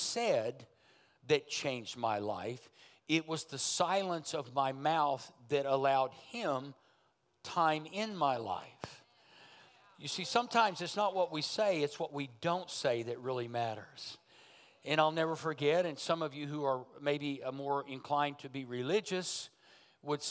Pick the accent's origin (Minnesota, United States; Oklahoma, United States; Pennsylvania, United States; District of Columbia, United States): Oklahoma, United States; Berry Hill; I come from Berry Hill, Oklahoma